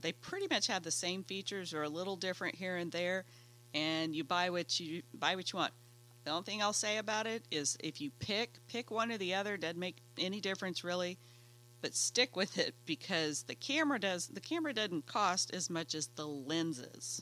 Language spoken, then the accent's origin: English; Oklahoma, United States; I'm from Oklahoma